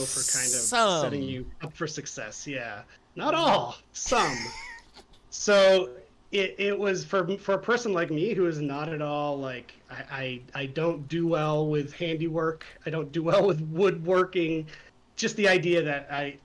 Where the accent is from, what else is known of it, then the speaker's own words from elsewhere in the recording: United States; moved away as an adult; now in Canada; I'm an American, but I moved to Canada to work at Ubisoft